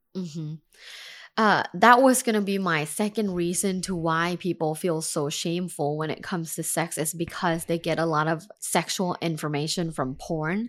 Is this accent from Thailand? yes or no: yes; Thailand; moved away as an adult; now in United States; I'm from Thailand